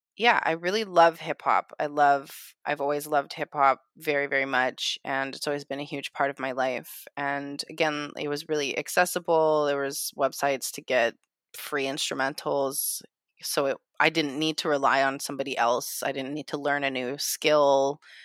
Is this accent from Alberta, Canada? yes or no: yes; Calgary, Alberta, Canada; now in Vancouver, Canada; originally I am from Calgary, Alberta as well, Treaty Seven territory